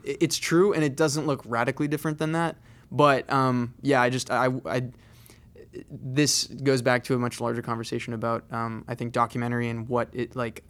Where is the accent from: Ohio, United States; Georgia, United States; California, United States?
California, United States; San Diego; So I moved to Los Angeles. I grew up in San Diego, so it's not too far from home.